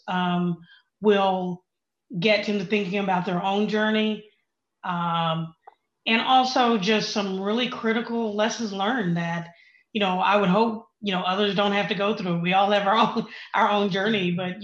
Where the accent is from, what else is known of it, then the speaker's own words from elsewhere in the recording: Oklahoma, United States; I grew up in Oklahoma, you know, small town, good values, the whole thing